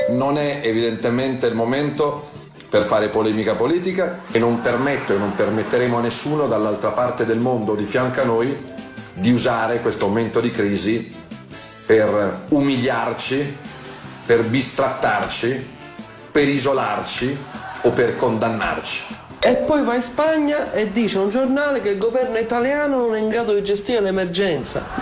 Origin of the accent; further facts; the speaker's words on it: Southern Italy, Italy; Lo dico per lei, anche io sono terrone, quindi l'ho visto sulla pelle.